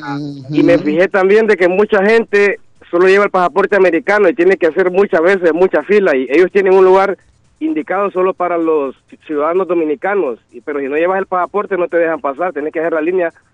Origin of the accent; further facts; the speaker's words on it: Honduras; now in United States; yo nací en Honduras